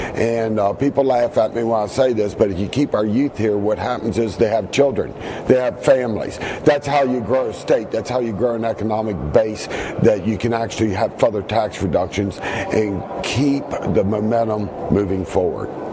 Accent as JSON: {"language": "English", "area": "Eastern Panhandle", "region": "West Virginia", "country": "United States", "said": "I'm from the Eastern Panhandle"}